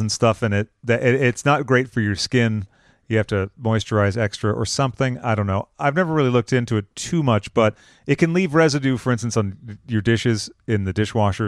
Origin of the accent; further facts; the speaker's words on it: Massachusetts, United States; now in California, United States; I'm originally from Massachusetts